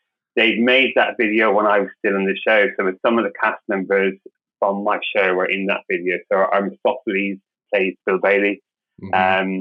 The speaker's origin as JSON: {"language": "English", "town": "Cork", "region": "Munster", "country": "Ireland", "also_born_or_lived": "London", "moved": "as an adult", "said": "I'm originally from Ireland, so I'm from Cork in the south of Ireland."}